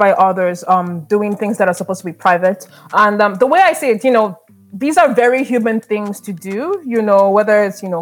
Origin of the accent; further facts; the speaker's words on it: Nigeria; now in Canada; in my home country, Nigeria